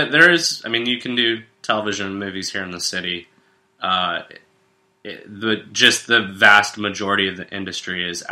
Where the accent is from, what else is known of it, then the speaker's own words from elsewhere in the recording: Greensboro, North Carolina, United States; moved away as an adult; also born or lived in Wilmington, North Carolina; now in New York, United States; I'm originally from Greensboro, but I went to school in Wilmington.